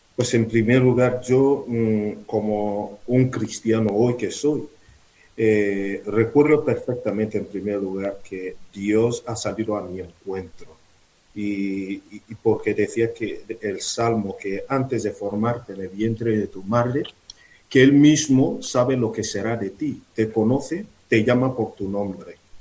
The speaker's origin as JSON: {"language": "Spanish", "country": "Nigeria", "second_language": "Spanish", "moved": "as an adult", "said": "desde Nigeria, que es mi país, desde Nuku"}